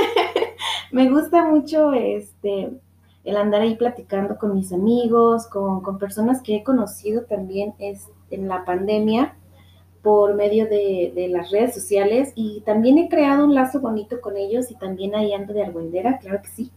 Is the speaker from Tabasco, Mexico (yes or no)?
no; Guadalajara, Jalisco, Mexico; soy de Guadalajara